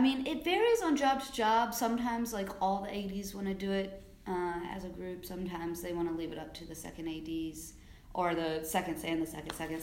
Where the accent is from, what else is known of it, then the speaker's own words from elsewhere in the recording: South Carolina, United States; moved away as an adult; also born or lived in Georgia / New Orleans; now in New York City, United States; I grew up in South Carolina, and that's where I started working